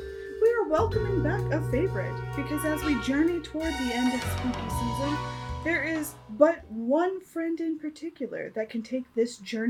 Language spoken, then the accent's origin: English; Tennessee, United States; moved away; I am originally from Tennessee.